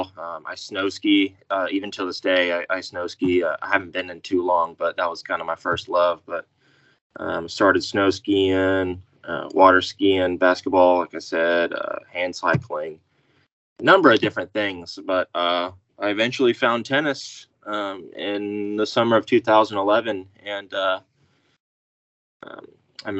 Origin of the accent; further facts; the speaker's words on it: Wichita, Kansas, United States; Grew up, born and raised in Wichita, Kansas